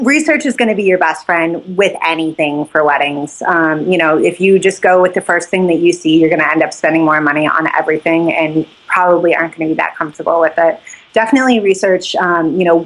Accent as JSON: {"language": "English", "town": "Jackson", "region": "Wyoming", "country": "United States", "tie": "born or raised there", "moved": "yes", "lives_now": "Texas, United States", "said": "I live in Texas now. I grew up in Jackson"}